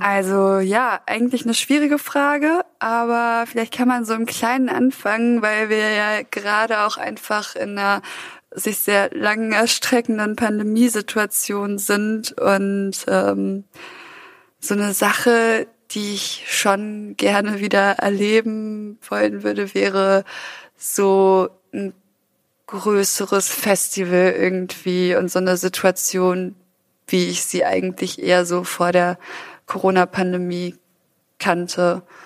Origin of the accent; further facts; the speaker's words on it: Düsseldorf, North Rhine-Westphalia, Germany; also born or lived in Ruhr area; Ich bin in Düsseldorf geboren und bin da aber auch sehr schnell weg